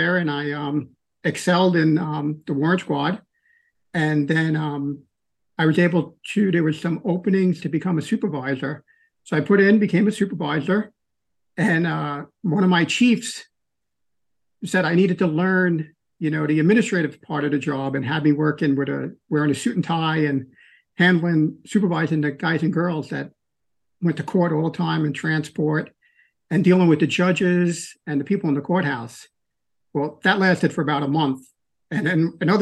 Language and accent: English; New York City, New York, United States; grew up in a small little town in Queens, New York, which was actually on the water, an island in a place called the Rockaways